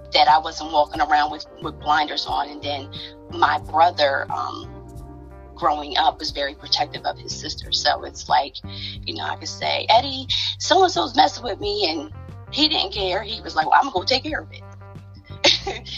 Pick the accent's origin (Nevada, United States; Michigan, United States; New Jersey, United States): New Jersey, United States; now in Baltimore, United States; I hail right now from Baltimore, Maryland. I'm originally from Jersey. I'm a Jersey girl